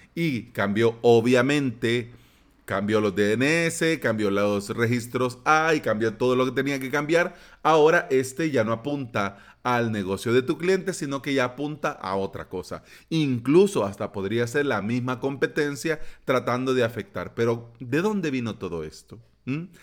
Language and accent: Spanish; El Salvador; aquí en mi país